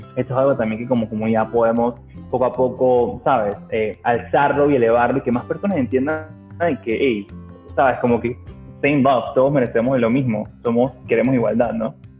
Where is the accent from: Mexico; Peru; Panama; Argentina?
Panama; nosotros como panameños